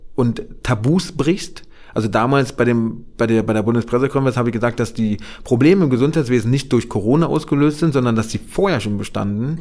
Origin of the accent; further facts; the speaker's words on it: Berlin, Germany; ich bin ja in Marzahn-Hellersdorf groß geworden